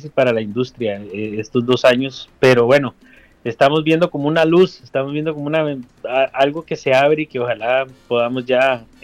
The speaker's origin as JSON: {"language": "Spanish", "country": "Costa Rica", "said": "toda la parte técnica que trabajamos con Rubén somos Ticos."}